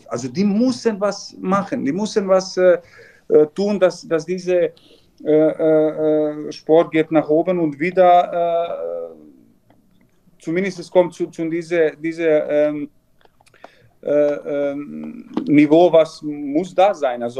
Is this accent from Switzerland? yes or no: no; Vojvodina, Serbia; German is a second language; eineinhalb Jahre Vizepräsident von Handballclub Vojvodina von Novi Sad. Das ist so ungefähr 20 Kilometer von meiner Heimat